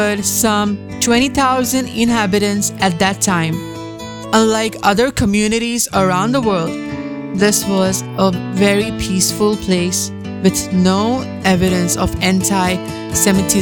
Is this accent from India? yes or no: yes; India; our own country, India, where we are born.